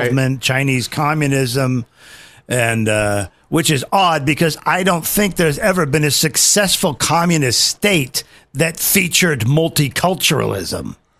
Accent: United Kingdom; I'm British

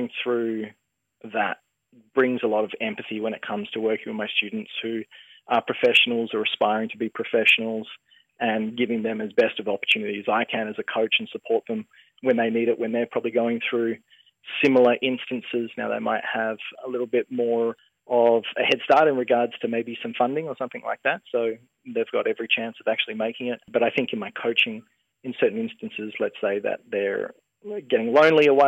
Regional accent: Margaret River, Western Australia, Australia; I grew up in Margaret River, about halfway between the town and the beach

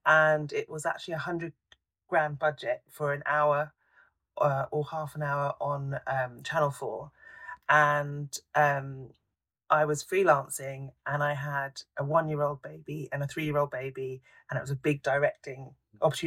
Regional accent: London, United Kingdom; I grew up in London and I still live in London

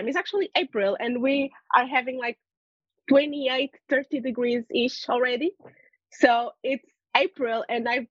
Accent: Lisbon, Portugal; also born or lived in United Kingdom; I am born and raised in Portugal, Lisbon

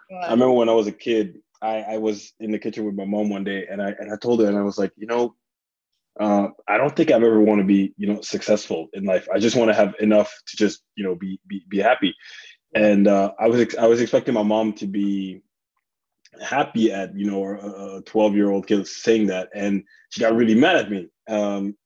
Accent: South Africa; also born or lived in Republic of the Congo; now in United States; I grew up born in Congo, grew up in South Africa.

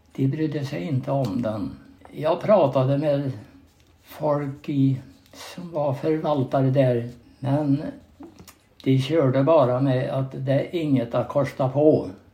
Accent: Knön, near Mårbacka, Värmland, Sweden; där eh, växte jag upp och gick i skola i Östhamby skola

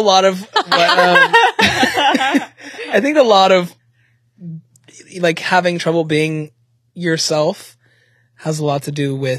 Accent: Charlotte, North Carolina, United States; now in Los Angeles, United States; my hometown in Charlotte

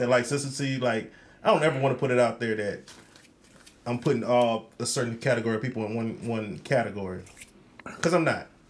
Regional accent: Rochester, New York, United States; I'm from Rochester, New York.

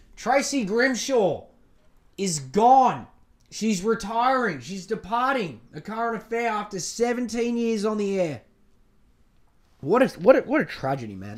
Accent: Australia

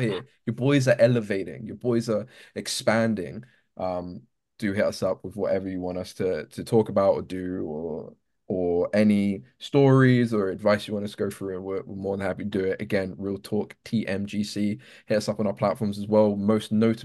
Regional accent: London, United Kingdom; I'm from London, which is crazy for knife crime as well

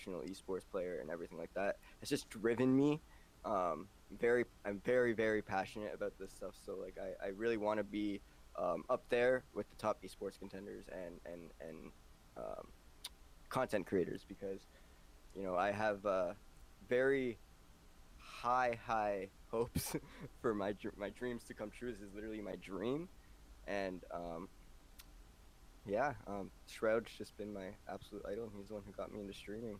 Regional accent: Toronto, Ontario, Canada; from Toronto

